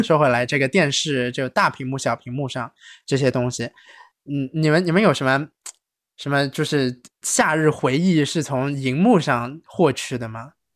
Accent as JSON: {"language": "Chinese", "region": "Shanghai", "country": "China", "tie": "born or raised there", "moved": "yes", "said": "这个土生土长上海人"}